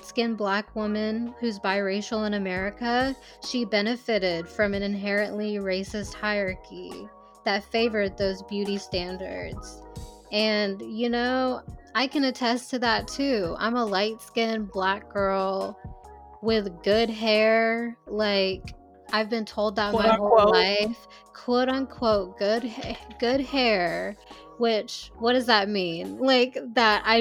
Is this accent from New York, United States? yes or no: no; Hoover, Alabama, United States; growing up in Hoover, being extremely religious, growing up and going to church every Sunday in the Deep South